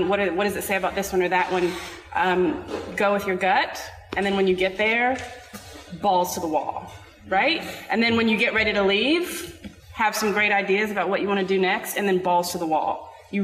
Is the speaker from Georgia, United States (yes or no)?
yes; Atlanta, Georgia, United States; moved away; also born or lived in Florida; I'm from Atlanta originally